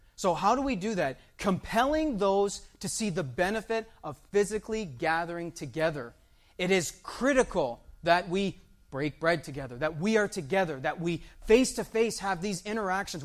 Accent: Windsor, Ontario, Canada; Myself, I was born in Windsor. My children, they were born in Windsor, Ontario, Canada

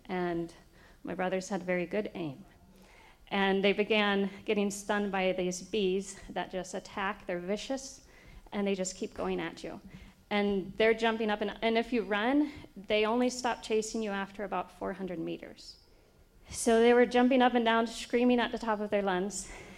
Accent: Brazil; And I grew up in Brazil.

